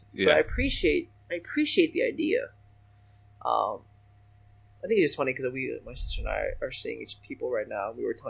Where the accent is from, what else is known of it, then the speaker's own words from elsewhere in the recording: China; born there; I was born in China. That's how I got mine.